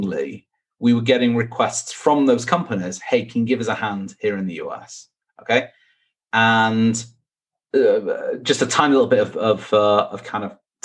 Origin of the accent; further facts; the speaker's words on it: Manchester, North West England, United Kingdom; moved away as an adult; born and bred in Manchester